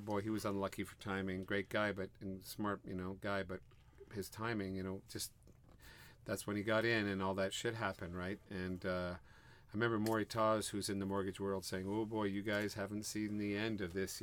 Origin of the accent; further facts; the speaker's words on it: Montreal, Quebec, Canada; moved away; We're from Montreal, and you know, there's our parents, there, everybody's in Montreal